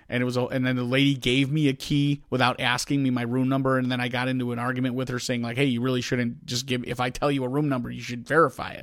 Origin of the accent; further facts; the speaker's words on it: Chicago, Illinois, United States; accent: Chicago; I think I have a bigger one than you